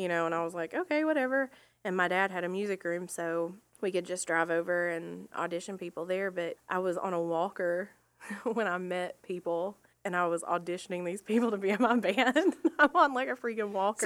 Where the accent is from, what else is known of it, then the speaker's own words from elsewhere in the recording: Rossville, Georgia, United States; I'm from Rossville, Georgia, so close enough. We lived right over the line.